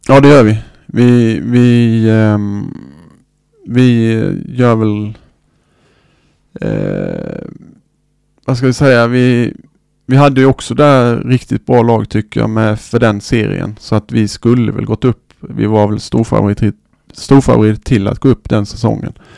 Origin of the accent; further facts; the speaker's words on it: Sweden; här hemma i Sverige